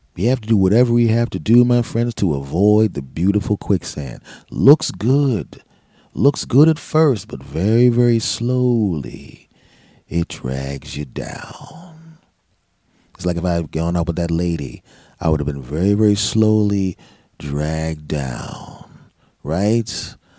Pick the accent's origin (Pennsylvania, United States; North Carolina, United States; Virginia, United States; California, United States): Pennsylvania, United States; Philadelphia; now in New Jersey, United States; I'm originally from Philadelphia, and I spent a lot of time in my hometown